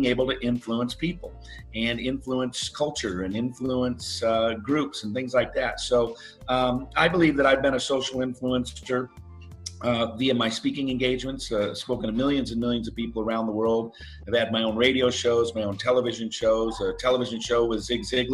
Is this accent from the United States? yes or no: yes; Seattle, Washington, United States; I grew up in the Seattle area